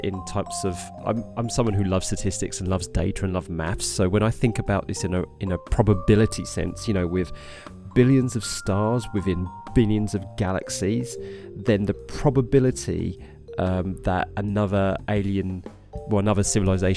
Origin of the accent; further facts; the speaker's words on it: Harlow, East of England, United Kingdom; moved away as an adult; now in Norwich, United Kingdom; I'm originally from Harlow in Essex, which is a town just north of London in the east of England, here in the United Kingdom